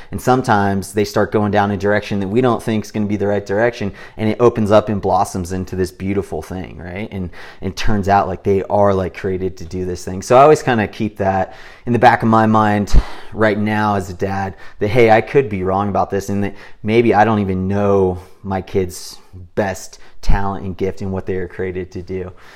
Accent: Big Bear Lake, California, United States; growing up in Big Bear Lake

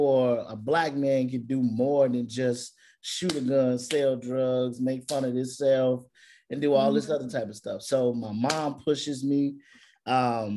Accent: Gary, Indiana, United States; moved away; I'm from Gary, Indiana

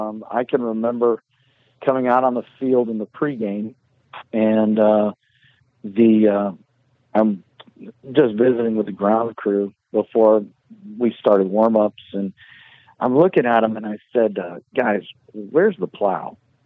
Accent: Northeast, United States; I grew up in the Northeast my entire life.

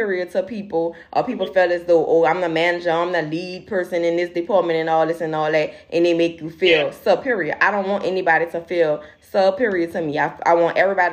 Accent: New Orleans, Louisiana, United States; we're from New Orleans

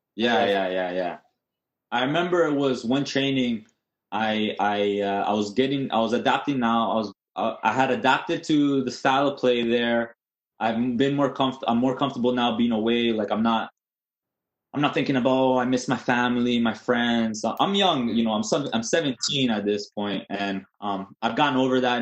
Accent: Toronto, Ontario, Canada; I was born in Toronto. Uh, we lived there for probably the first six years of my of my uh, my life

